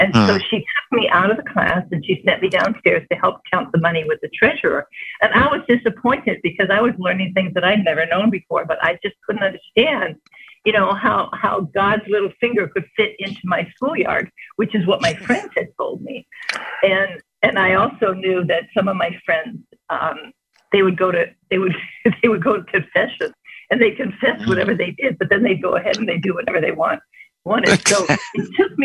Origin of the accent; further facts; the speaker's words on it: Chicago, Illinois, United States; moved away as an adult; I was born and raised in Chicago and came out here in 1963 when I was 18